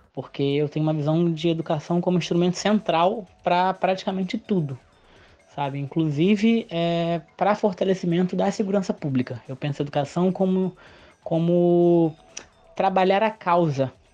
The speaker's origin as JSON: {"language": "Portuguese", "region": "Rio de Janeiro", "country": "Brazil", "said": "Eu sou do Rio mesmo, eu moro no Morro dos Macacos, em Vila Isabel"}